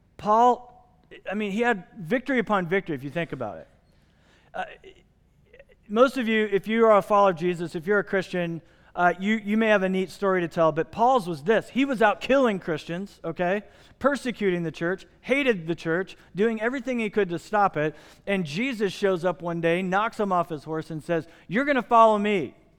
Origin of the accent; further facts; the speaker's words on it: Midwest, United States; moved away; I grew up in the Midwest